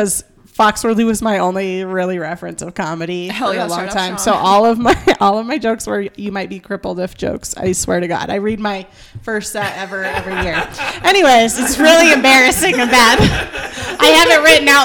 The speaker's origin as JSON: {"language": "English", "region": "Colorado", "country": "United States", "said": "we're from Colorado"}